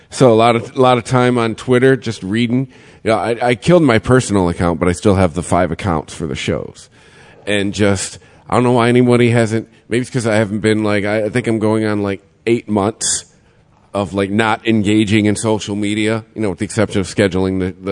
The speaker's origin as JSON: {"language": "English", "region": "Michigan", "country": "United States", "said": "we're from Michigan."}